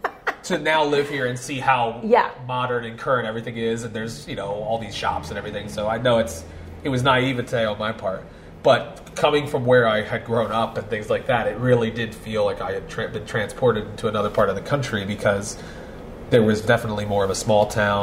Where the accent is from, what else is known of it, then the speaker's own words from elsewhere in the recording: Philadelphia, Pennsylvania, United States; moved away as an adult; I grew up in Northeast Philly.